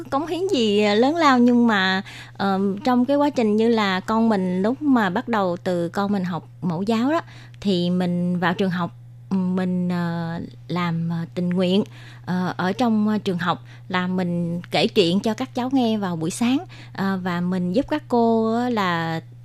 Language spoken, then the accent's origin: Vietnamese; Vietnam; moved away as an adult; now in Taoyuan, Taiwan; đến từ Việt Nam, à, mình đến Đài Loan được 20 năm rồi